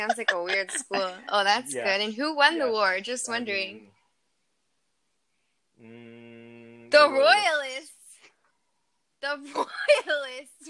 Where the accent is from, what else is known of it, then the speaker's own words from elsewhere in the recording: Canada; I'm such a Canadian